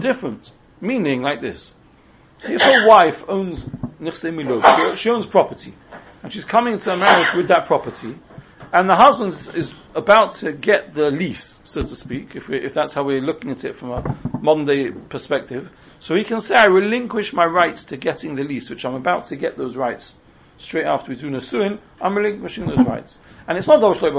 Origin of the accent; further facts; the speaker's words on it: England, United Kingdom; we're English